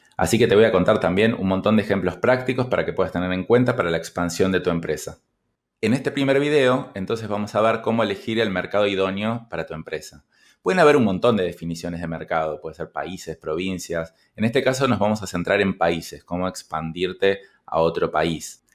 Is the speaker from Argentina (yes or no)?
yes; Argentina; en mi país, Argentina